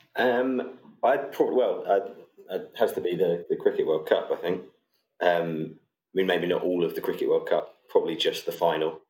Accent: England, United Kingdom; as an Englishman

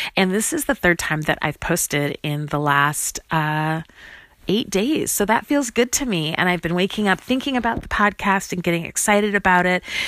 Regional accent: Chicago, Illinois, United States; moved away as an adult; also born or lived in Grinnell, Iowa / Lawrence, Kansas; this is my hometown. I grew up in Chicago, Illinois, went to high school here

